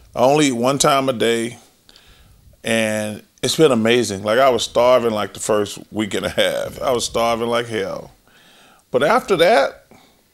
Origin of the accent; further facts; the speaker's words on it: Leeds, Alabama, United States; moved away; growing up in Alabama